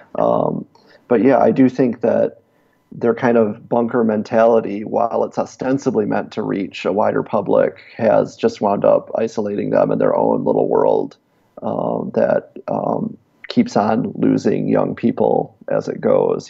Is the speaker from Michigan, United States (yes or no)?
yes; Davison, Michigan, United States; accent: Michigan accent; moved away; I was from outside of Flint